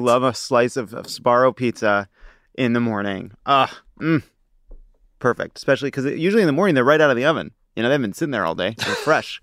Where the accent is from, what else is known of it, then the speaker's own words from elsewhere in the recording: New York City, New York, United States; now in Los Angeles, United States; I'm a New Yorker, uh, by birth and constitution